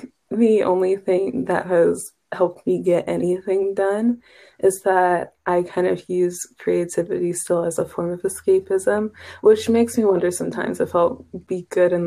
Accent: Kansas, United States; moved away

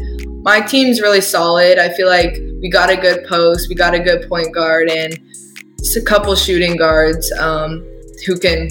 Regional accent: Iowa, United States; born or raised there

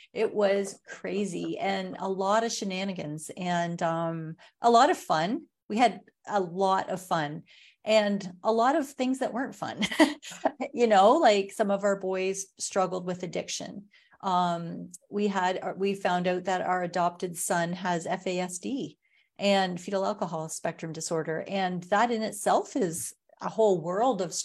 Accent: Watford, Ontario, Canada; now in Sarnia, Canada; I grew up in Ontario. I live in Sarnia now. I grew up outside of Watford, a little town in the country on a farm.

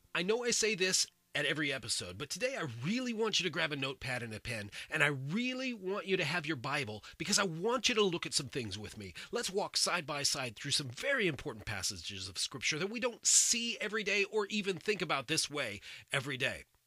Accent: United States; I'm an American. I was born and raised here.

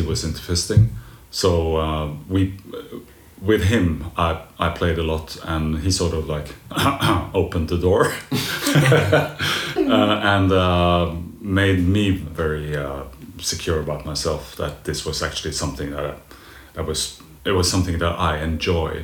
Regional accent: Norway; moved away as an adult; also born or lived in Oslo; now in Berlin, Germany; I'm from Norway. I moved here 3 years ago

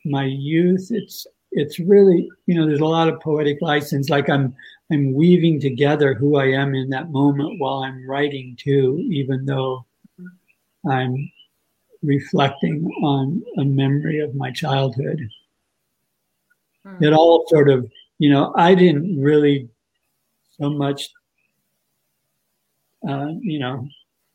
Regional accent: South Dakota, United States; I was born in South Dakota in a small sort of agricultural town of about 10,000.

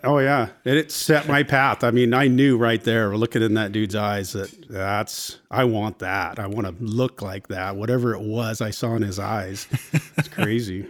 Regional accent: Port Angeles, Washington, United States; I grew up in Port Angeles

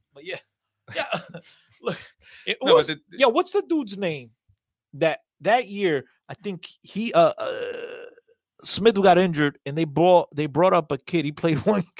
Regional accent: Aveiro, Aveiro District, Portugal; moved away; I was born at Hospital Aveiro.

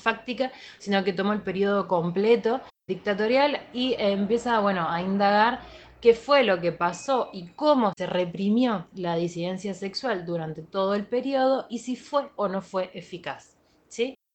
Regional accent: Argentina; nosotros, como argentinos

